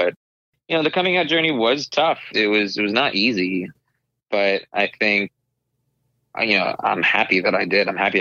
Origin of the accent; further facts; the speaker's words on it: Arizona, United States; growing up in Arizona and with immigrant parents, but being Indian American